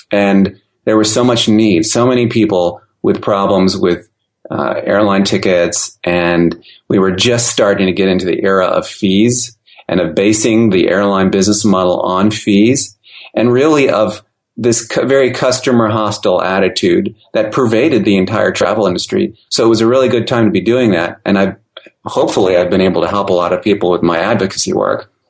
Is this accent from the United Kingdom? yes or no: no; Austria; also born or lived in Germany; I grew up overseas. I grew up in Europe, Austria, and Germany. Uh, my parents were in the ministry, so we moved a lot.